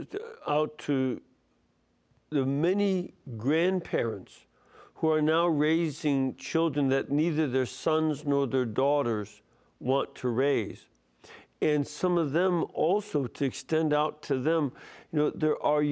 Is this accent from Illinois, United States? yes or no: yes; Chicago, Illinois, United States; my hometown is Chicago, and from Illinois